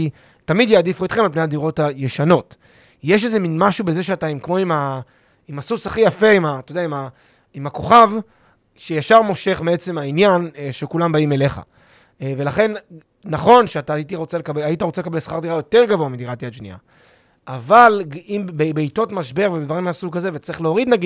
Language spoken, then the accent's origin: Hebrew; Petah Tikva, Central District, Israel; אוהב את פתח תקווה. אני גדלתי שם.